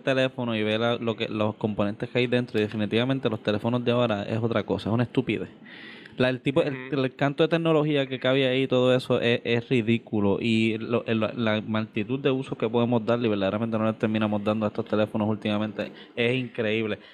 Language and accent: Spanish; Carolina, Puerto Rico; somos del área de Carolina.